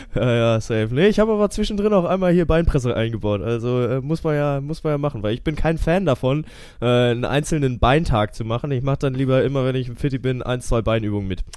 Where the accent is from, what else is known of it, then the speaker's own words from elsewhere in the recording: Kiel, Schleswig-Holstein, Germany; ich bin ja Kieler Jung